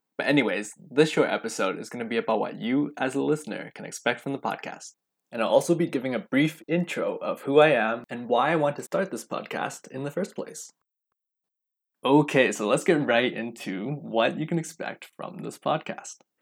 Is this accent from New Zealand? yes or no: no; Vancouver, British Columbia, Canada; I was born and raised right here in Vancouver, B C, and I've lived here all my life